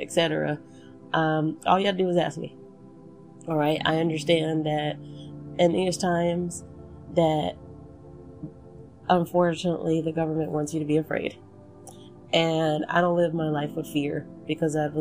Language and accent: English; Texas, United States; somebody who was born and raised in Texas.